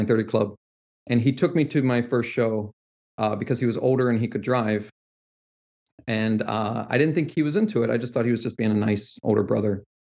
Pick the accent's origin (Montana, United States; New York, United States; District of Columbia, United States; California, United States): District of Columbia, United States; Washington; I grew up right outside Southeast DC